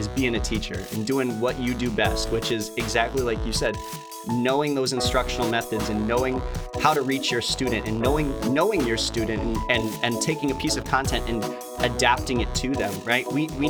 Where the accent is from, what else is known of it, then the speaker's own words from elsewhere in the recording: Connecticut, United States; I grew up in Connecticut.